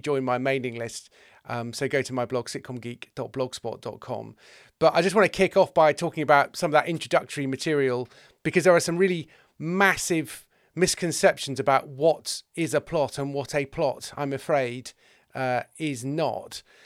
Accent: England, United Kingdom; I'm an English male

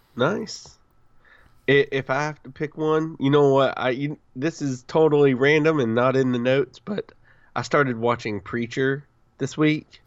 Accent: the South, United States; I'm from the South

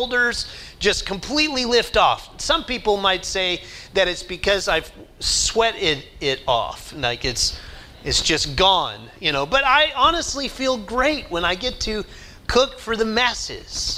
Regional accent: Oklahoma, United States; I grew up in Oklahoma

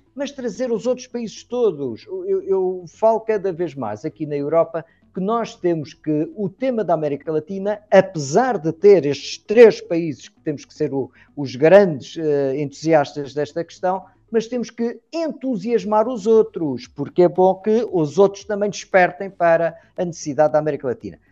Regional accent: Madeira, Portugal; Madeira, que fica mais abaixo junto da costa africana, de onde eu sou

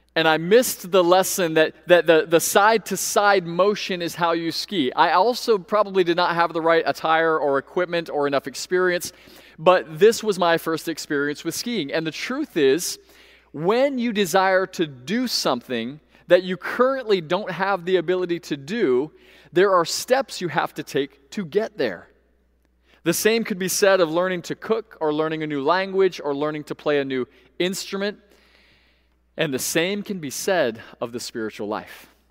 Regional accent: Central Florida, United States; Growing up in Central Florida

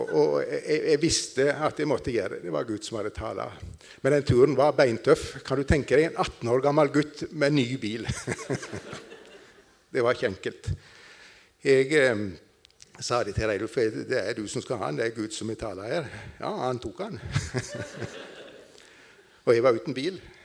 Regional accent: Nissedal, Telemark, Norway; moved away; jeg kommer fra Telemark, Nissedal. Det hører vel kanskje de fleste

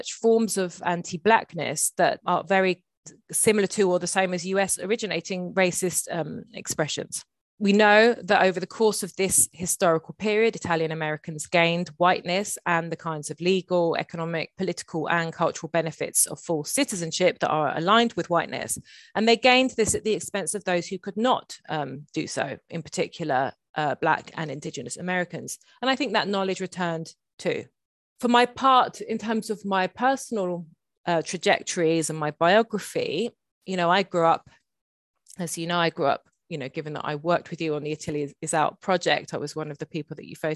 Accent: England, United Kingdom; my sister and I were both Le Inglesine, the little English girls

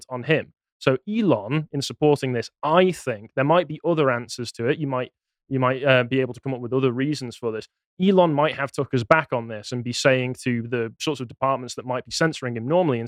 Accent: Cheshire, North West England, United Kingdom; I'm from Cheshire

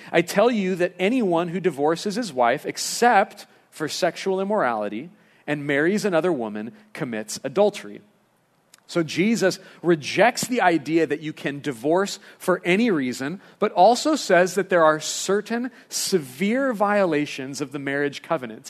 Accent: Lompoc, California, United States; growing up in Lompoc

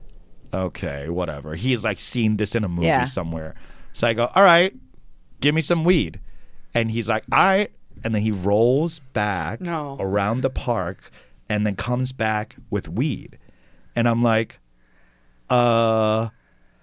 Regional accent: New York City, New York, United States; I grew up in New York City, and I grew up very fast

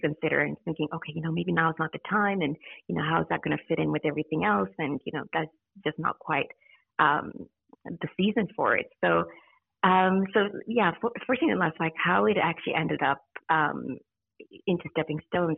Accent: Zimbabwe; moved away as an adult; also born or lived in United States; now in Australia; I originally grew um, was born in Zimbabwe, yep. um, but I grew up in the States and was yes. there for a couple of years. And then our family moved back to Zimbabwe.

